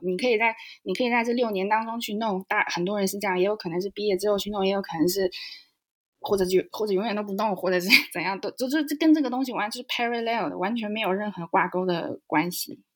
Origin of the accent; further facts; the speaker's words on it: Nanjing, Jiangsu, China; moved away as an adult; now in Germany; 我是南京人，然后我在，嗯，在国内先学了德语，因为一个机缘巧合在中学有学德语，是第一外语